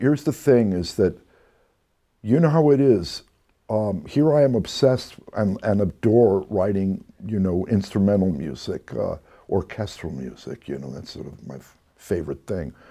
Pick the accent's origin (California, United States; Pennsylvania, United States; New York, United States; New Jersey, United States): New Jersey, United States; Red Bank; moved away; also born or lived in Texas; the record store in my hometown, Red Bank, New Jersey